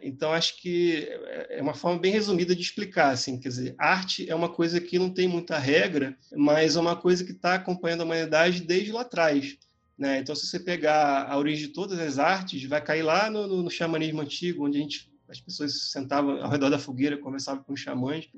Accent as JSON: {"language": "Portuguese", "region": "Rio de Janeiro", "country": "Brazil", "tie": "born or raised there", "said": "eu nasci no Rio de Janeiro, eu morava ali na Gávea, perto do Clube do Flamengo"}